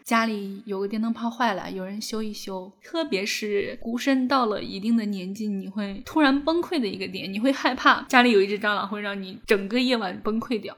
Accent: rural Shandong, China; moved away; 我老家是山东农村

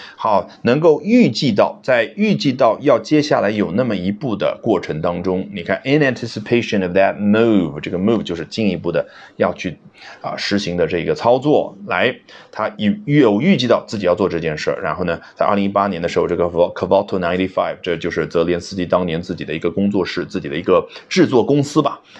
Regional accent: China; 这是我们中国人最喜欢的动词了

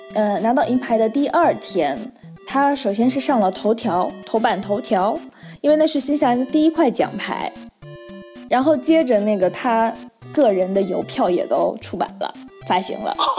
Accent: China; 对于我们中国人来说，我们在看奥运会的时候，拿到银牌其实会觉得很可惜

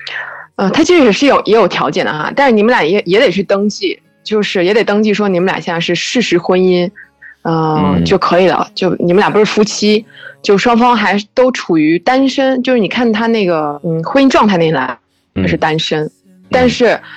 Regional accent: Fujian, China; moved away as an adult; now in Barcelona, Spain; 我是福建人。

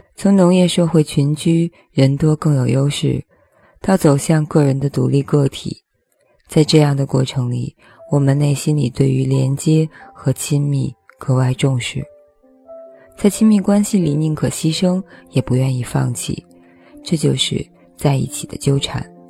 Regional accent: China; 这反映了我们中国人从原来到现在的情感生活面貌

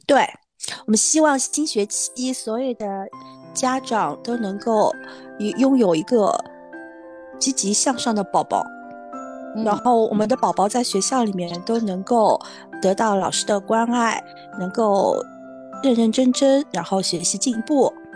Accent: Shanghai, China; accent: Shanghainese; 我每次在学校里面一个礼拜以后，我到家里面我就不会讲上海话了

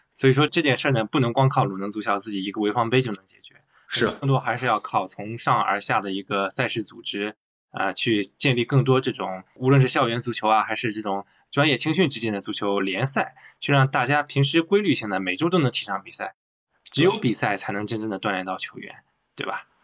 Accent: Shandong, China; 因为我也是山东人嘛，山东这个应试教育很厉害。那时候我在县城里，我自己家住住县城里，我上高中的时候我家很近，我就每天走读上下课

